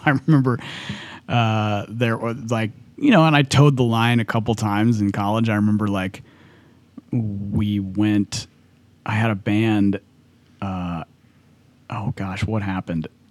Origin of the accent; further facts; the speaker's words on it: California, United States; I grew up in California